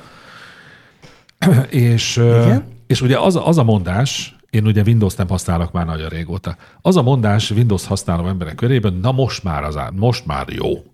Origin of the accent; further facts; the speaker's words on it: Hungary; hogy magyar vagyok, ide születtem